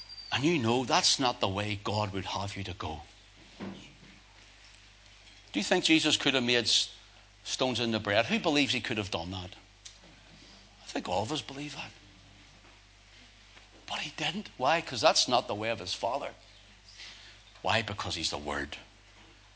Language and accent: English; Northern Ireland, United Kingdom; Northern Ireland